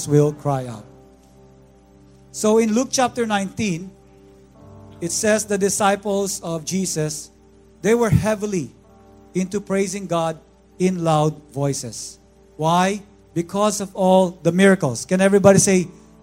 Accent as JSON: {"language": "English", "country": "Philippines", "moved": "yes", "said": "I'm from the Philippines"}